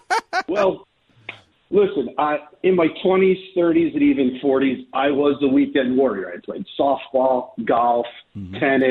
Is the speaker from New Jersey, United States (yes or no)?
yes; New Jersey, United States; I'm from New Jersey.